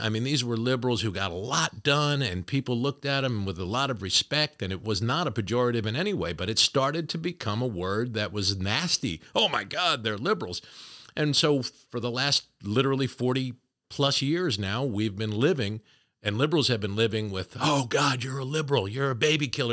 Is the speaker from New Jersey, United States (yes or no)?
yes; New Jersey, United States; I'm from Jersey. It's like the ball breaking capital of the world.